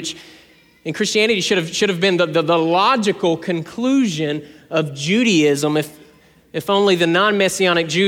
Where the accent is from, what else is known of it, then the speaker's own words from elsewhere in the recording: South Georgia, United States; I'm from South Georgia